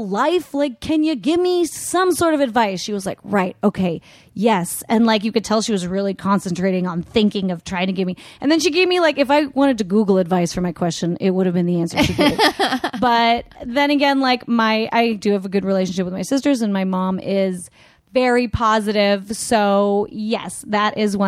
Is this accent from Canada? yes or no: yes; Canada; now in Los Angeles, United States; I'm Canadian